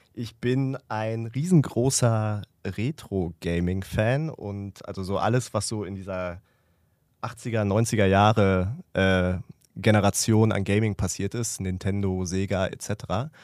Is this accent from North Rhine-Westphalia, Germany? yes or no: yes; Ruhr area, North Rhine-Westphalia, Germany; ich komme aus dem Ruhrgebiet